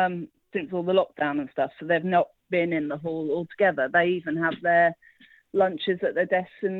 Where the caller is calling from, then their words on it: King's Lynn, East of England, United Kingdom; King's Lynn in Norfolk.